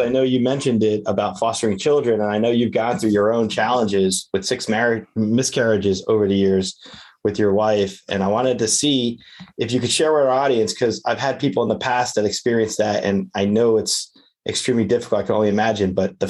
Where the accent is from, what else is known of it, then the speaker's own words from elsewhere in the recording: New Jersey, United States; now in Florida, United States; I'm also from New Jersey, by the way. I just happen to live in Florida, so it's always nice to see a fellow Jersey person come on the show.